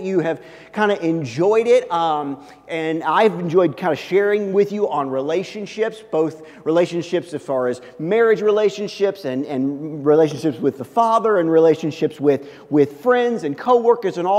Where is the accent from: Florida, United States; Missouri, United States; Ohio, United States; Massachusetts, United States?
Missouri, United States; Kansas City; where I grew up in Kansas City